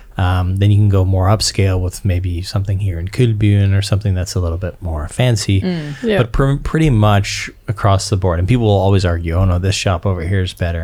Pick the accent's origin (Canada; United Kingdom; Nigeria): Canada; now in Denmark; because I'm Canadian, so I have an affinity towards the brand more so than maybe your traditional Dane.